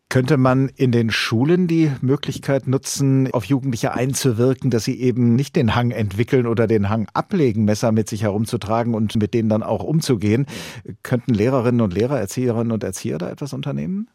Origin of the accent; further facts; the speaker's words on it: Hesse, Germany; bei uns in Hessen